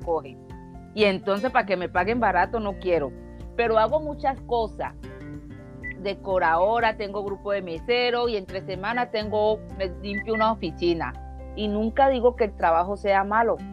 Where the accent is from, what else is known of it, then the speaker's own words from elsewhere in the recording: Colombia; soy colombiana